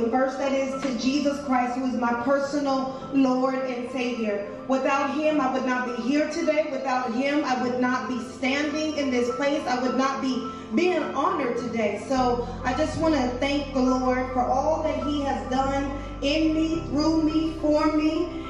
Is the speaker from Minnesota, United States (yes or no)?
no; San Diego, California, United States; moved away as an adult; now in Atlanta, United States; I'm originally from San Diego, California. I moved to Atlanta, Georgia, 9 years ago